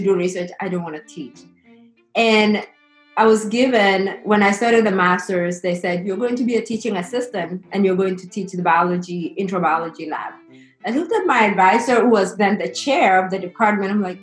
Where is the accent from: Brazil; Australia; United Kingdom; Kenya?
Kenya; moved away as an adult; also born or lived in Alabama, United States; now in New Orleans, United States; grew up in Kenya and went to high school and came to the U.S. post-secondary to study in college.